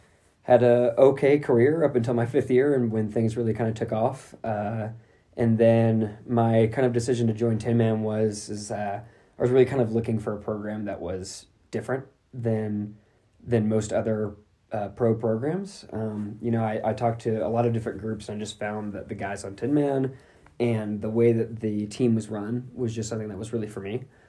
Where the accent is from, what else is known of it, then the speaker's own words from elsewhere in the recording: Knoxville, Tennessee, United States; new member of 10-Man Elite. I am originally from Knoxville, Tennessee.